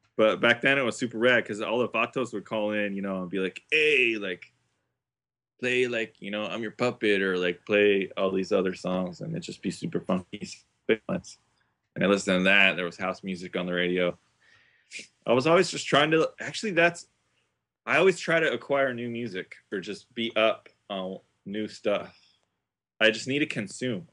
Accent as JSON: {"language": "English", "town": "Isla Vista", "region": "California", "country": "United States", "tie": "born or raised there", "said": "growing up in I V, it was the college town"}